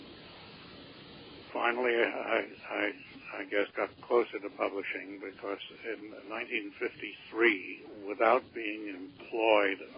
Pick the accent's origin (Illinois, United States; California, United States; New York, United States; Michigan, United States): New York, United States; also born or lived in Chicago; I was born in Chicago, moved with my family at the age of four to New York, attended DeWitt Clinton High School